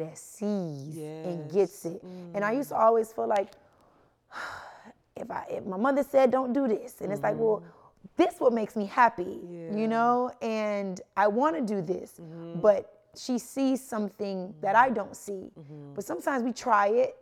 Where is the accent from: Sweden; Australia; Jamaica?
Jamaica; growing up, of course, I'm Jamaican. So it was very strict, both parents